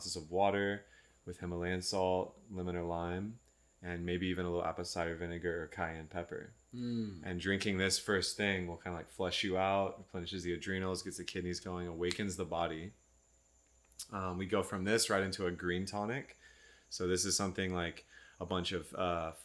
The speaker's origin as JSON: {"language": "English", "region": "Texas", "country": "United States", "tie": "born or raised there", "also_born_or_lived": "Austin, Texas", "moved": "as an adult", "lives_now": "California, United States", "said": "I grew up in Texas"}